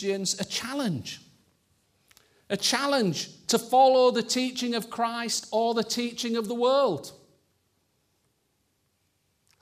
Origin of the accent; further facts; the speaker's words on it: Yorkshire and the Humber, United Kingdom; I'm a Yorkshireman